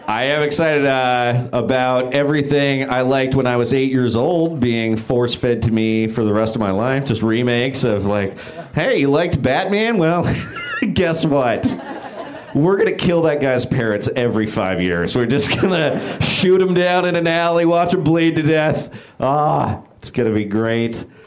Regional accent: Bay Area, California, United States; now in Los Angeles, United States; I'm from the Bay Area

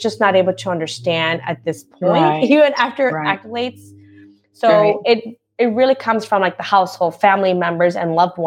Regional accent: Guatemala; moved away; I'm a first generation immigrant. So I was born in Guatemala

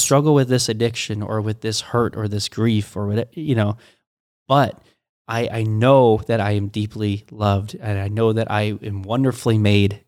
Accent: United States; I was born in America

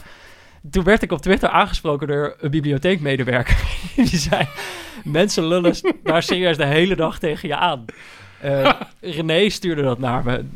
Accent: North Brabant, Netherlands; ik ben natuurlijk ook opgegroeid in Brabant.

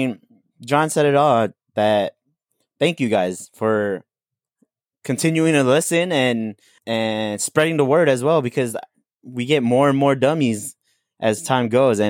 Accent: National City, California, United States; born or raised there

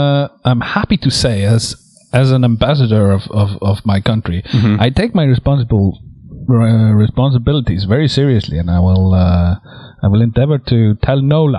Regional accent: Iceland; here in Iceland

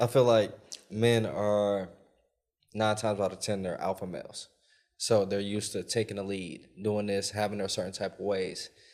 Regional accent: Milwaukee, Wisconsin, United States; moved away; I come from Milwaukee, Wisconsin

